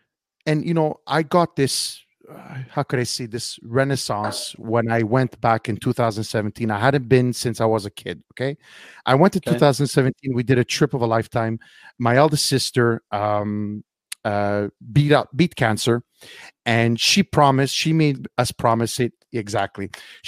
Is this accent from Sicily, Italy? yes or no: yes; Cattolica Eraclea, Sicily, Italy; now in Montreal, Canada; She loved my small little hometown. For those of you who don't know, I'm from Cattolica Ereclea.